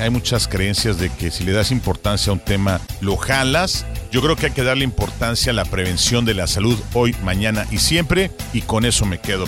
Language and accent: Spanish; Mexico; en nuestro querido México